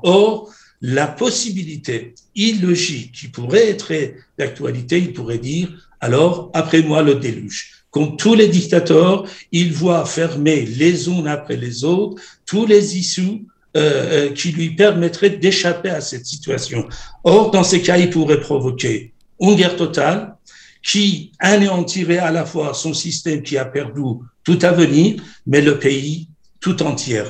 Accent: Iran; now in France; J'ai quitté l'Iran. Je suis à l'origine réfugié politique iranienne.

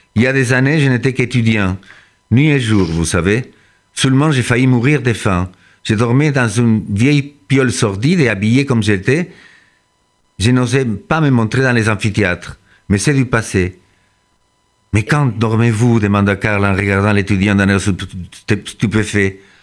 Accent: Argentina; now in France; je suis né en Argentine

